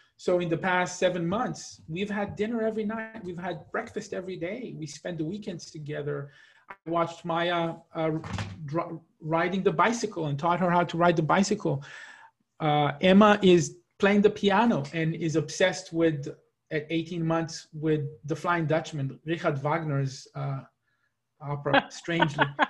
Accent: Israel; moved away as an adult; also born or lived in Seattle, United States / New York, United States; now in Atlanta, United States; I spent my life growing up in Israel, and I will never stop being an Israeli.

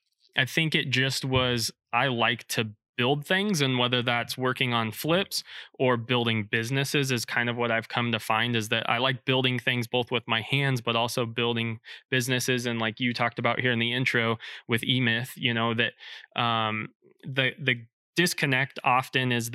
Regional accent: Blair, Nebraska, United States; moved away as an adult; now in Lincoln, United States; originally from Blair, Nebraska. So just north of Omaha, my dad was a teacher and coach there at the high school

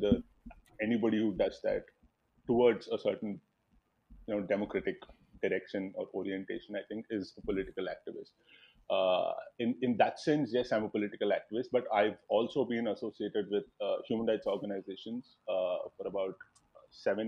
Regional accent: Visakhapatnam, Andhra Pradesh, India; I come from Vizag. It's in the northern coast of Andhra.

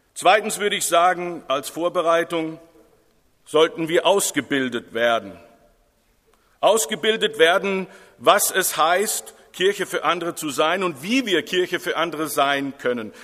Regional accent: Germany

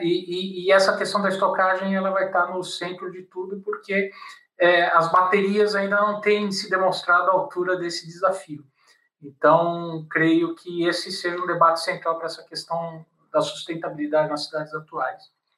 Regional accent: São Paulo, Brazil; eu sou de São Paulo e fazia direito na PUC e fazia geografia na USP

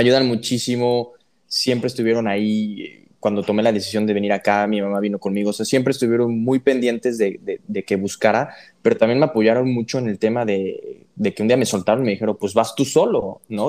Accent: Puebla, Mexico; yo soy de Puebla

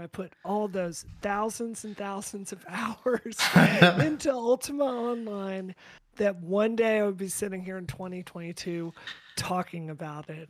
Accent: Mississippi, United States; I grew up in Mississippi.

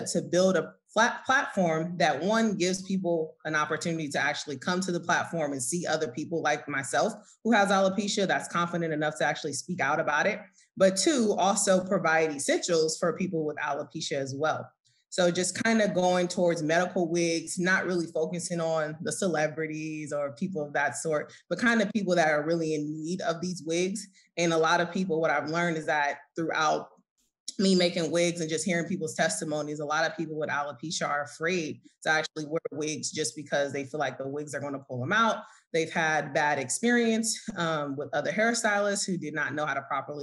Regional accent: Oakland, California, United States; moved away as an adult; now in Atlanta, United States; I'm originally from Oakland, California, and I recently now resigned in Atlanta. I just moved out here a year ago

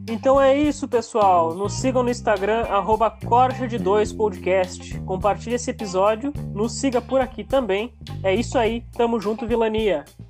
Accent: Rio Grande do Sul, Brazil; eu sou gaúcho aqui

